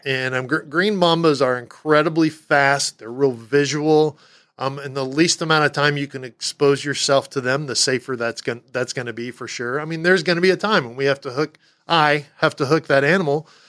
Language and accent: English; Texas, United States; moved away; I'm from Texas